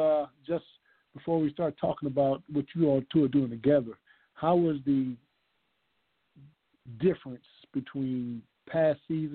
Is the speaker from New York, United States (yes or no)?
no; Conway, South Carolina, United States; Of course, Duran Lawson is from my hometown, Conway.